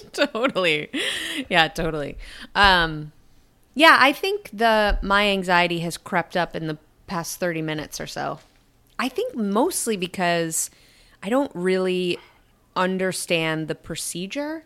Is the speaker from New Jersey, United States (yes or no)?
no; Syracuse, New York, United States; my hometown of Syracuse, New York.